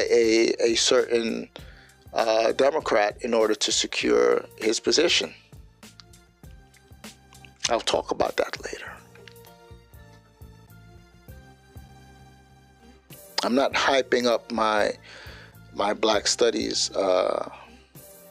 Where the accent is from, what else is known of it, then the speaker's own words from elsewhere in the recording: New York, United States; I'm a New Yorker. Liberal New York